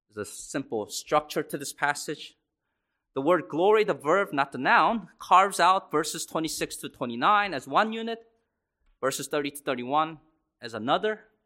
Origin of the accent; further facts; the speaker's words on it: Laurel, United States; my broken home growing up in Laurel